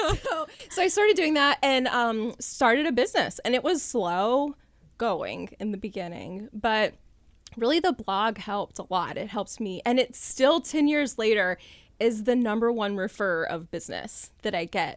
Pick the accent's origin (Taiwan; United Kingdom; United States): United States; Callahan, Florida; I grew up here in North Florida in Callahan